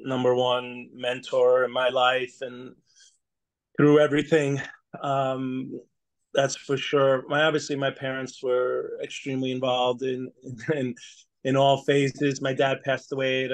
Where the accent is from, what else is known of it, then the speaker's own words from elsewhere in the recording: South Setauket, New York, United States; also born or lived in Brooklyn, New York; I grew up in, well, right near South Setauket, the town was called.